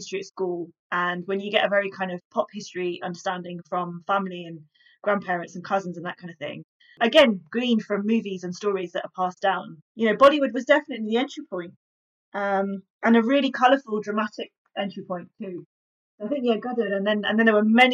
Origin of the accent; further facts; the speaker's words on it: High Wycombe, South East England, United Kingdom; I grew up in High Wycombe